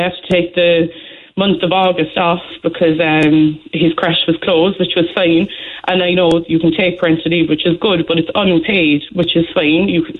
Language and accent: English; Ireland; But I feel like I'm Irish. I'm working all my life.